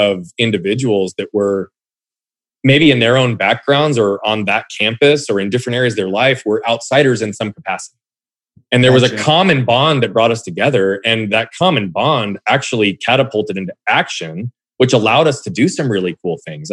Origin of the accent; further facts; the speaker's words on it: Phoenix, Arizona, United States; also born or lived in Southern California / Australia / England; growing up in Phoenix, for lack of a better term, even though I lived in different parts earlier than